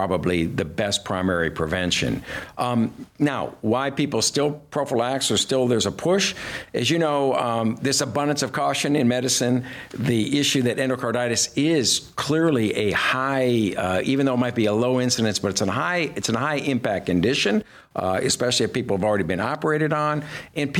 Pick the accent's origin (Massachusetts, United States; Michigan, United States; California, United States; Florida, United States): Michigan, United States; Detroit; I grew up in Detroit